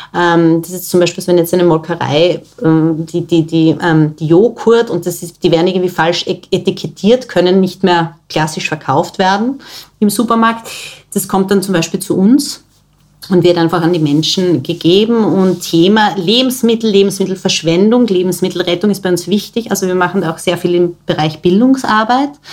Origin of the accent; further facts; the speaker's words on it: Styria, Austria; now in Vienna, Austria; Ich komme ursprünglich aus der Steiermark, wo meine Familie auch noch wohnt.